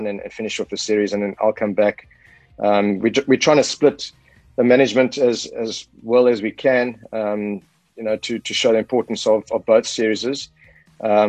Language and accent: English; South Africa